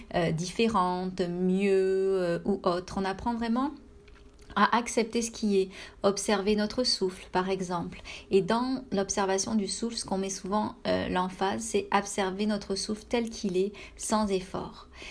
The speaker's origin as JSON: {"language": "French", "country": "France", "moved": "as an adult", "lives_now": "Canada"}